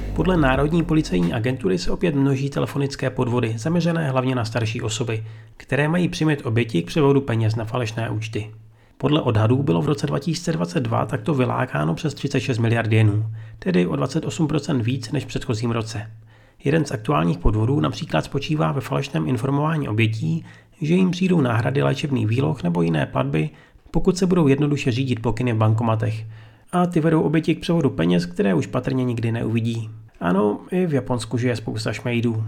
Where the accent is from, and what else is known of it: Czechia; now in Japan